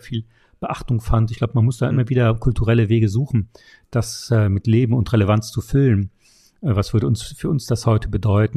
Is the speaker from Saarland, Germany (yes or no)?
yes; Saarland, Germany; mein Heimatland, das Saarland